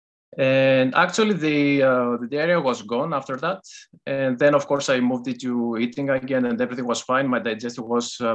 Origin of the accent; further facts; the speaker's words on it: Greece; English is a second language; moved away as an adult; now in Netherlands; Greece. Yes, I was originally born in Greece, but I live in the Netherlands for the last 2 years or so.